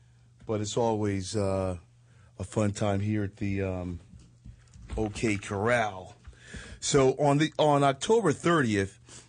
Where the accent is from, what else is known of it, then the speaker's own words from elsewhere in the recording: Northeast, United States; You know, I'm from the Northeast, so I recognize I'm a Yankee fan